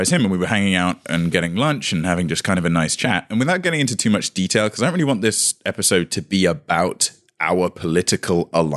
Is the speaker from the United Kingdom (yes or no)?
yes; United Kingdom; moved away as an adult; now in United States; old blighty